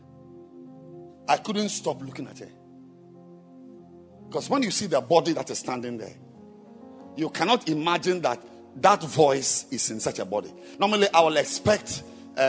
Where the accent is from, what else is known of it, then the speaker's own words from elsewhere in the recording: Ghana; I'm a Ghanaian